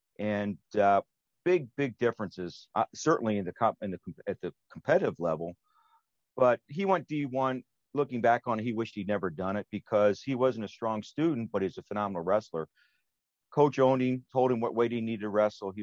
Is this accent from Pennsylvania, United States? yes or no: yes; Pennsylvania, United States; moved away as an adult; now in Wisconsin, United States; I'm not a native cheesehead. I'm originally from Pennsylvania. And I was transferred out here about 20 years ago